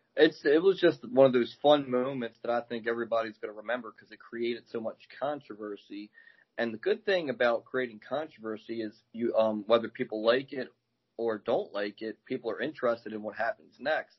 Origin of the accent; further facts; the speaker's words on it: Baltimore, Maryland, United States; now in Glen Burnie, United States; I'm in uh, Glen Burnie right now. I'm from Baltimore